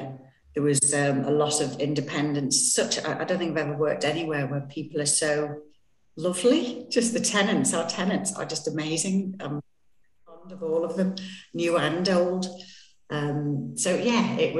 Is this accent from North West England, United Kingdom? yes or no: yes; the Northwest, North West England, United Kingdom; I'm not local. I'm from the Northwest.